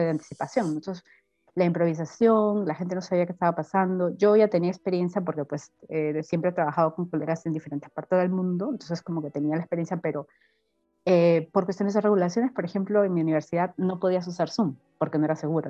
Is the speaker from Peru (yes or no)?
yes; Piura, Peru; moved away as an adult; also born or lived in Panama; now in Germany; yo soy de la costa norte, soy de Piura